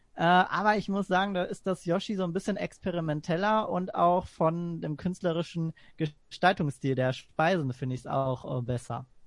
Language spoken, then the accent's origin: German; Essen, North Rhine-Westphalia, Germany; also born or lived in Gladbeck; sehr viel auch in Essen unterwegs bin. Da bin ich auch geboren und aufgewachsen. Das ist quasi auch so meine Heimatstadt